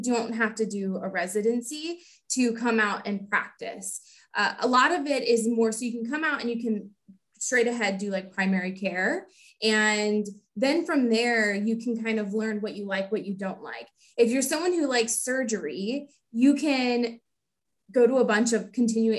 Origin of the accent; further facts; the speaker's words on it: Houston, Texas, United States; born and raised in Houston, Texas